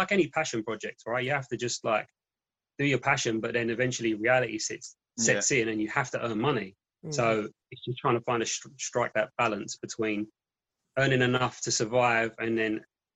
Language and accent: English; London, United Kingdom; Being in our hometown